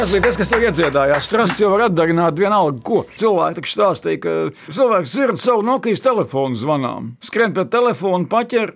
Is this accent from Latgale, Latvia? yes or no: no; Sigulda, Vidzeme, Latvia; es piedzimu Siguldā